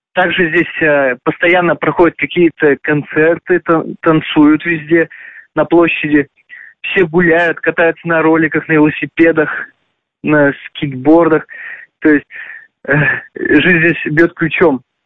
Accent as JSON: {"language": "Russian", "area": "near Kazan", "region": "Tatarstan", "country": "Russia", "tie": "born or raised there", "said": "в Казани, практически в моем родном городе"}